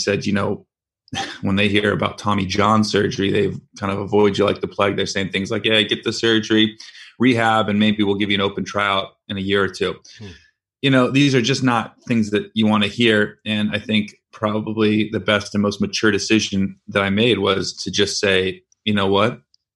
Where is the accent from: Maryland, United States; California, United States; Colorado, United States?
California, United States; San Francisco Bay Area; I'm from San Francisco Bay Area